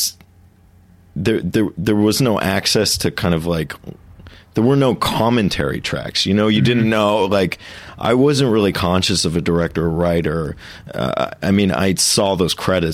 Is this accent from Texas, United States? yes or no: yes; Jersey Village, Texas, United States; moved away as an adult; also born or lived in New York; I grew up in a little town outside of Houston called Jersey Village